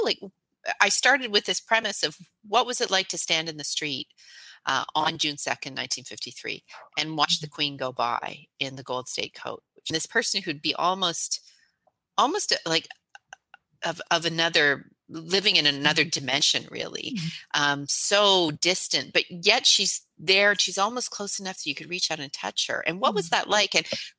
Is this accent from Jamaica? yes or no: no; Canada; even though as a Canadian, the king is the head of state for us here.